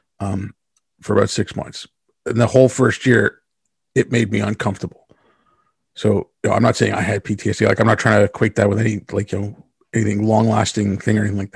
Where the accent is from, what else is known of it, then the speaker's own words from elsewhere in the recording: India; also born or lived in Yemen; I was born in India. My family's from there. I mean, originally my family's from Yemen